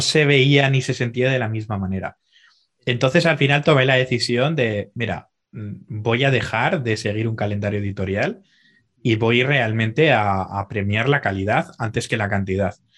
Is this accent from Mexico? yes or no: no; Zaragoza, Aragon, Spain; moved away as an adult; now in Dubai, United Arab Emirates; soy un chaval de Zaragoza, aunque ahora actualmente estoy viviendo en Dubái